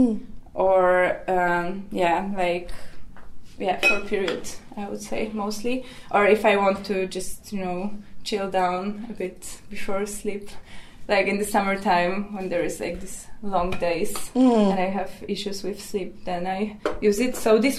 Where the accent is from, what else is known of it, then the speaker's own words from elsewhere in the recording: Warsaw, Masovian Voivodeship, Poland; moved away as an adult; now in Helsinki, Finland; I come from Poland, from Warsaw, from central Poland, and then I live in Helsinki. I'm based here since 3 years.